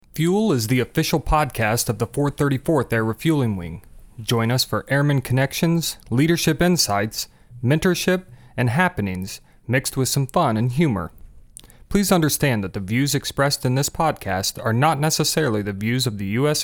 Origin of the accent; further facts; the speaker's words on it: Indiana, United States; I grew up in Indiana